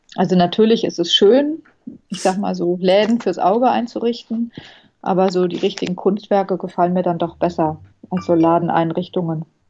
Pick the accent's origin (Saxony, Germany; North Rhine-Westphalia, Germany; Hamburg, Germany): North Rhine-Westphalia, Germany; Bonn; moved away as an adult; also born or lived in Southern Germany / abroad; now in Berlin, Germany; Ich bin in Süddeutschland geboren und dann im Ausland und in Bonn aufgewachsen. In Bonn habe ich Abitur gemacht